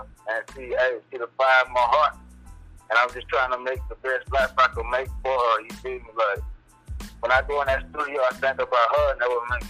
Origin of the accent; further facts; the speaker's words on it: South Carolina, United States; also born or lived in Batesburg-Leesville, South Carolina; from a small town, Batesburg, South Carolina. No, it's Batesburg, Leesville, but I grew up in Rich Plains, so I'm kind of from Soup Town.